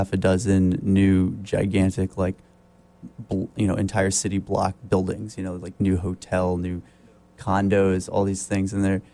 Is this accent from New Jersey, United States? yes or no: yes; New Brunswick, New Jersey, United States; we're from New Brunswick, New Jersey